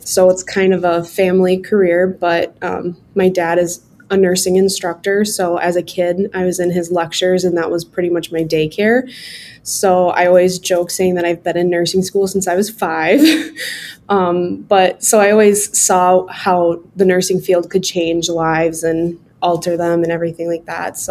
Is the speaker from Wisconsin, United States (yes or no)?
yes; Oshkosh, Wisconsin, United States; I was born and raised in Oshkosh and in the Fox Valley community